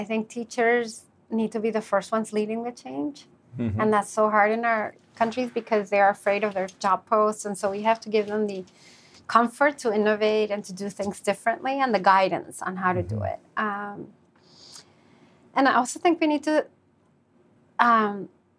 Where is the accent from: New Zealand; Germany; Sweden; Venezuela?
Venezuela; I'm from Venezuela